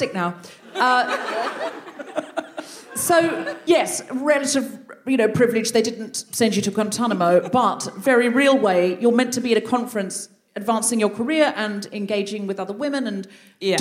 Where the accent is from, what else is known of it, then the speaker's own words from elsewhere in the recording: Brisbane, Queensland, Australia; now in London, United Kingdom; Yassmin and I are both Brisbane girls, but I've been here longer.